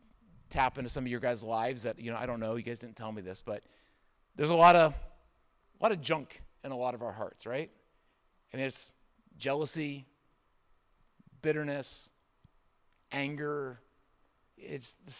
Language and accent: English; Indiana, United States; moved away; I grew up in Indiana for a good part of my childhood.